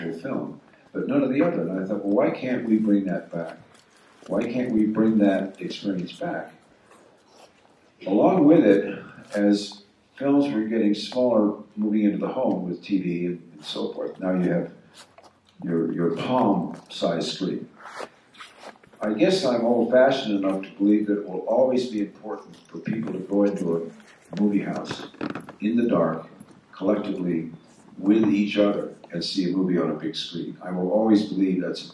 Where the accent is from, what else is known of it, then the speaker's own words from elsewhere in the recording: Los Angeles, California, United States; when I was a kid growing up in Los Angeles, we were in a lower working class neighborhood